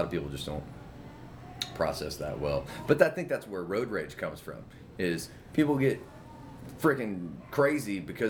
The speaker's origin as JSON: {"language": "English", "town": "Mobile", "region": "Alabama", "country": "United States", "tie": "born or raised there", "said": "I grew up in Mobile, so I remember that it's not like Demopolis, where my family's from, like dirt roads and a couple of red lights."}